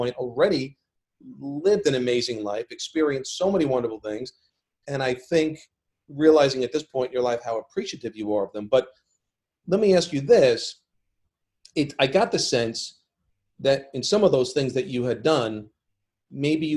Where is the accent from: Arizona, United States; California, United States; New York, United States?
New York, United States; born or raised there